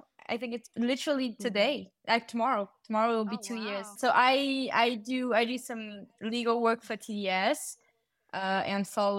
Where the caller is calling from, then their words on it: Paris, Île-de-France, France; And I'm calling from Paris.